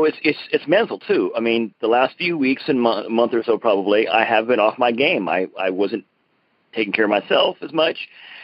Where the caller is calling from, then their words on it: Broken Arrow, Oklahoma, United States; I'm calling from Broken Arrow, Oklahoma